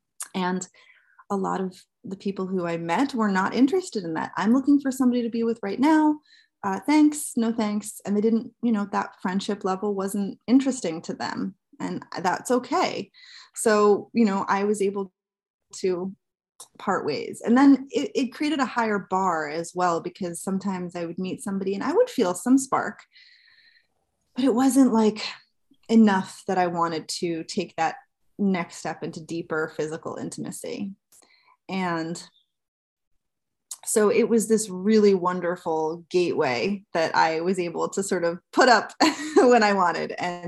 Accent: New Jersey, United States; I'm from New Jersey.

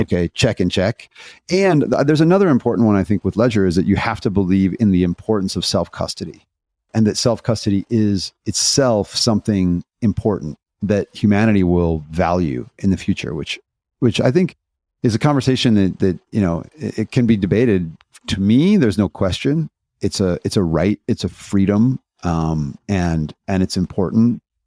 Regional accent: Indiana, United States; I'm a skateboarder from Indiana

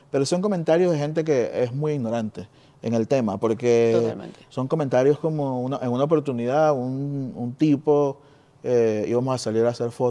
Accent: Venezuela; now in Spain; venimos de Venezuela.

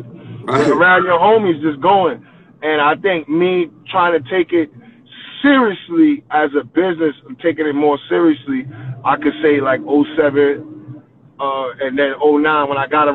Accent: New York City, New York, United States; I'm from the last stop in New York. I'm from Coney Island

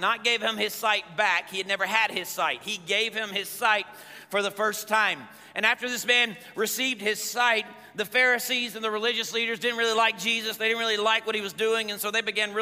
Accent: the Bible Belt, Southern United States, United States; I grew up in the Bible Belt

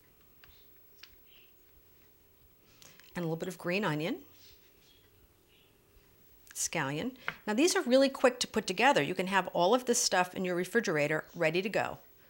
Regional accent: Germany; moved away; when I lived in Germany, because I was born in Germany, my mother's German

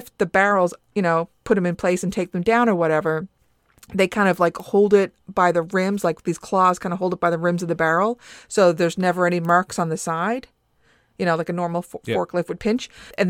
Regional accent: Newfoundland and Labrador, Canada; You know, as a Newfoundlander, we prefer molasses to put on our Towtons.

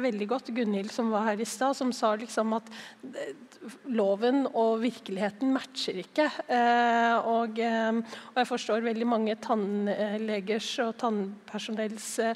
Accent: Oslo, Norway; jeg er jo fra Oslo

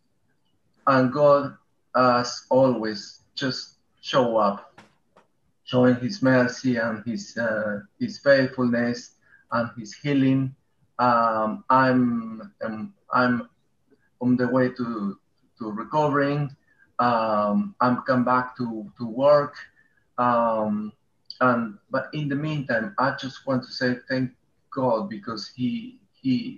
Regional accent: Peru; English is a second language; moved away as an adult; now in Bedford, United Kingdom; I'm coming from Peru

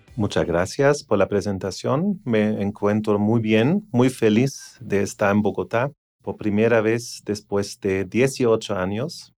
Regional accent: Germany; moved away; also born or lived in Asia; soy eh, alemán y europeo.

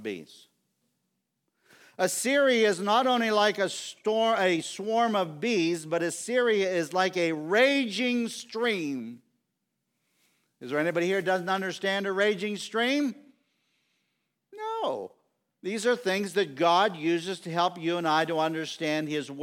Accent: Wooddale, Pennsylvania, United States; I grew up here in Wooddale and I love the country. And I say, I'm from the Bullskin Township

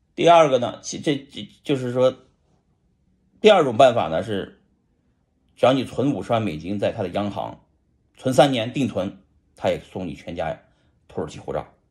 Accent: Shanxi, China; 咱是个中国人呐，再说咱也是个山西人啊

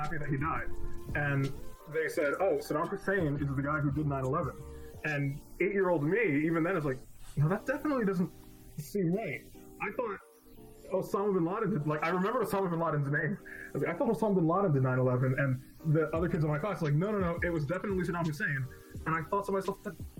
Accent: New York, United States; I grew up in New York

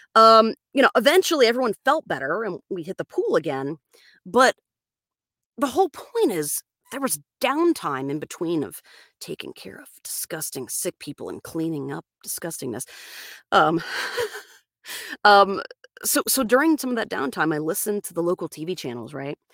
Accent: Florida, United States; moved away as an adult; That's where I'm from. I'm from Florida. I lived out there until I was about twenty-five

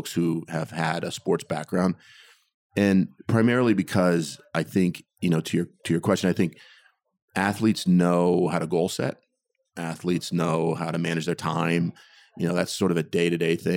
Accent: Torrance, California, United States; also born or lived in Inglewood, California; we moved to Torrance, South Torrance. And that's where I grew up until I went away to college

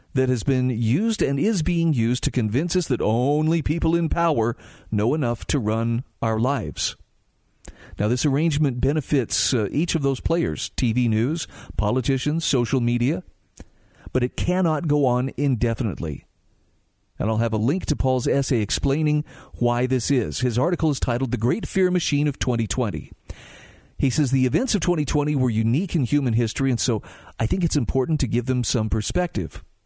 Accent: Utah, United States; Utah, my home state

